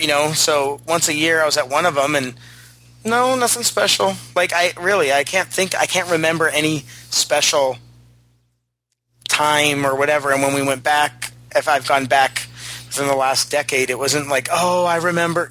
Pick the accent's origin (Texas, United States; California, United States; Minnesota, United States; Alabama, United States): California, United States; San Diego; growing up in San Diego